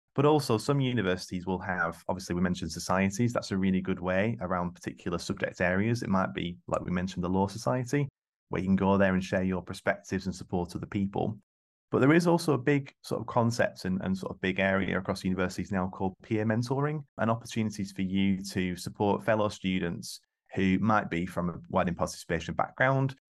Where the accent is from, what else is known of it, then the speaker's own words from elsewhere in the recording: East Lancashire, North West England, United Kingdom; I grew up in East Lancashire, single parent family